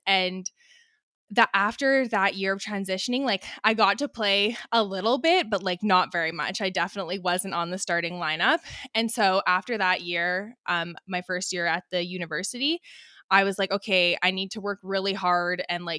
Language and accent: English; British Columbia, Canada; So I'm born and raised in the Okanagan, which is in British Columbia.